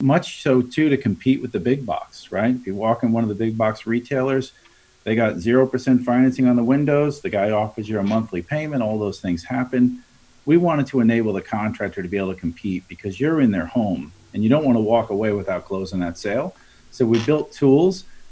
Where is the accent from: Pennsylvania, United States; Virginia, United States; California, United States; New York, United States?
New York, United States; Long Island; moved away as an adult; now in Charlotte, United States; My brother still runs our family remodeling business back on Long Island, where I'm originally from. So you might hear my accent come through a little bit today. But again, grew up in the industry